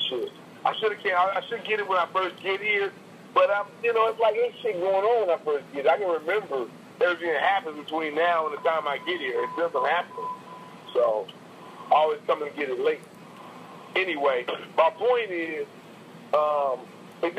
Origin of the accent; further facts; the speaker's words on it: California, United States; also born or lived in Los Angeles; we're still Californian